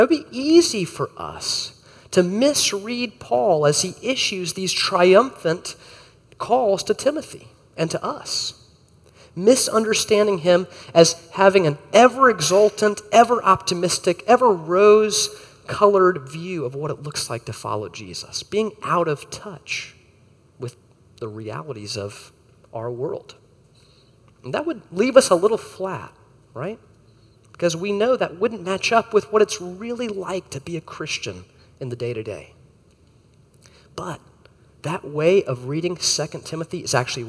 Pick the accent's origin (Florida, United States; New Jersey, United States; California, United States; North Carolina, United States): Florida, United States; As a kid growing up in Florida